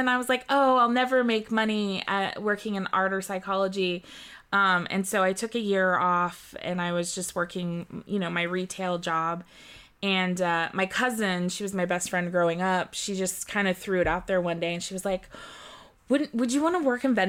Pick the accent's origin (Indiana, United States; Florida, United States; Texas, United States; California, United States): California, United States; also born or lived in Germany; So I was born in Germany and then I moved here when I was 4 years old and here being California.